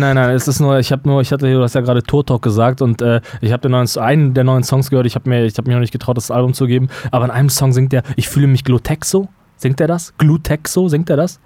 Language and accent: German; Germany; möchte ich mich nicht nicht als Deutscher mehr wahrnehmen